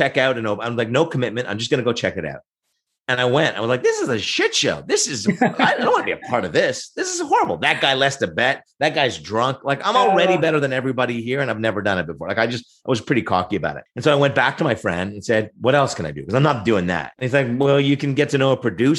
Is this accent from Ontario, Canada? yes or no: yes; Oshawa, Ontario, Canada; also born or lived in Montreal, Quebec (Verdun); I'm originally from Montreal, but grew up in the south end of Oshawa in the rough and tumble